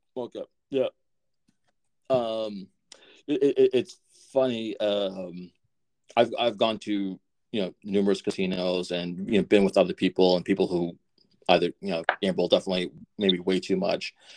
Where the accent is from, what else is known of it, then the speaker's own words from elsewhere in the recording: Methuen, Massachusetts, United States; I grew up in Methuen, so Salem, New Hampshire